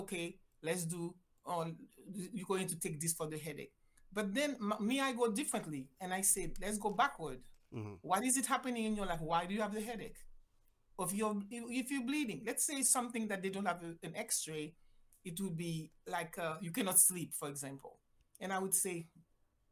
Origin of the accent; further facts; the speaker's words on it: Haiti; English is a second language; moved away as an adult; also born or lived in Mexico / Jamaica; now in United States; I am originally from Haiti, decided I wanted to be a doctor, went to school in Mexico